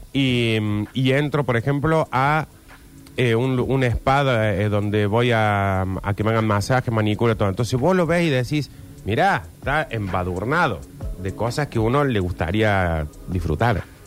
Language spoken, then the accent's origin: Spanish; Argentina; los argentinos creemos que somos europeos